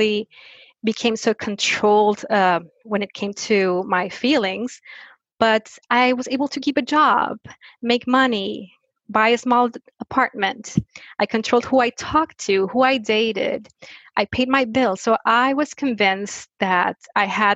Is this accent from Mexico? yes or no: yes; Mexico; I was born and raised in Mexico